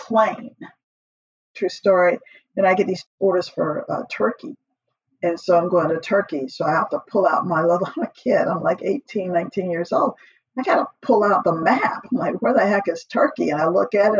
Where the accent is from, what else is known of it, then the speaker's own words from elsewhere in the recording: Atlanta, Georgia, United States; I grew up in Atlanta, Georgia, back in the 60s and the 70s